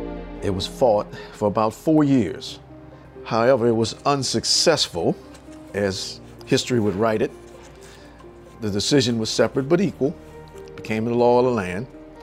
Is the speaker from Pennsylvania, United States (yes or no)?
no; New Orleans, Louisiana, United States; as a kid growing up in New Orleans